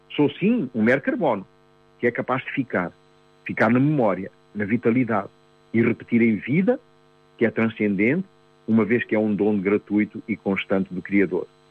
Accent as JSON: {"language": "Portuguese", "country": "Mozambique", "tie": "born or raised there", "said": "eu nasci, em 1949, em Moçambique"}